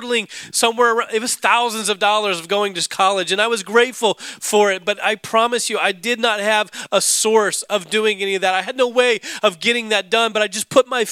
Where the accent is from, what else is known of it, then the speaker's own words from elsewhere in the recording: Alaska, United States; growing up in Alaska snowboarding